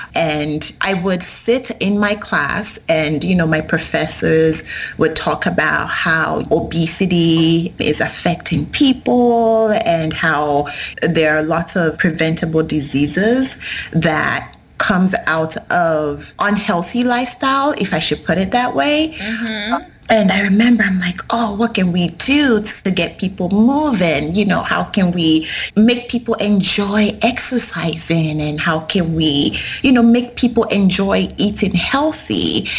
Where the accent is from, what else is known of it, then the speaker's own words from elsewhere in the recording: Nigeria; I am a Yoruba person. I am from the Yoruba tribe.